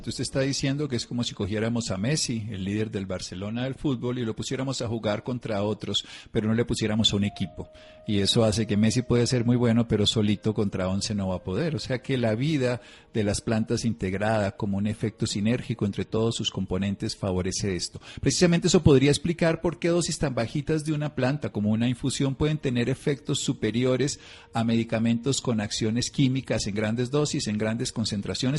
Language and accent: Spanish; Armero, Tolima, Colombia; born there; teníamos un jardín en la casa de Armero, Tolima, donde yo nací gigantesco